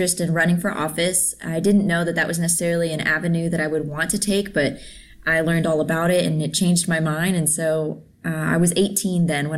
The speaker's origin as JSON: {"language": "English", "town": "Wylie", "region": "Texas", "country": "United States", "tie": "born or raised there", "said": "I came back to my hometown of Wiley, Texas"}